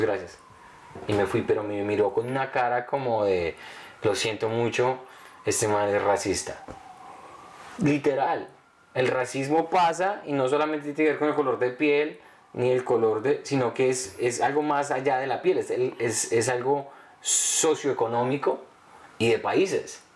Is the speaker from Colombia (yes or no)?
yes; Colombia; moved away; ser niño antes, sobre todo en Colombia